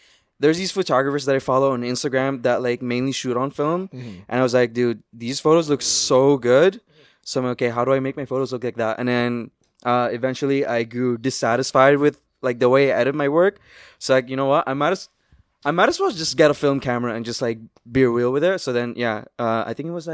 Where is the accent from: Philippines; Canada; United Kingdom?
Canada; Toronto, Ontario; I'm a photographer from Toronto